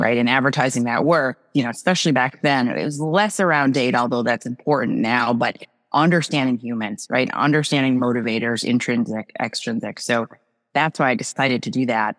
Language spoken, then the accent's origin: English; New Jersey, United States; moved away as an adult; now in Massachusetts, United States; I grew up in New Jersey, actually, the farmlands of New Jersey